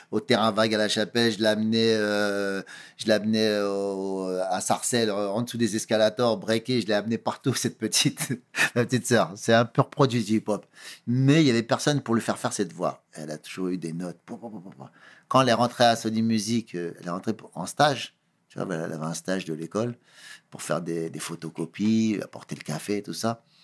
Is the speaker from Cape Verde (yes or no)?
yes; Cape Verde; Étant donné que je suis originaire du Cap Vert, mes parents sont du Cap Vert.